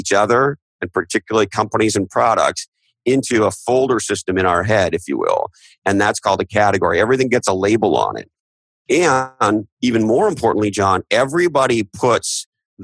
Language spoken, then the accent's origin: English; Canada; now in United States; I'm originally from Canada